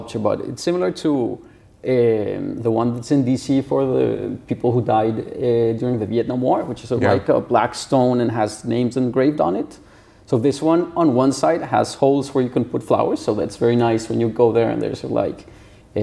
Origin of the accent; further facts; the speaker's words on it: Bogotá, Colombia; moved away as an adult; I was born in 1982, so I grew up there through all of the 80s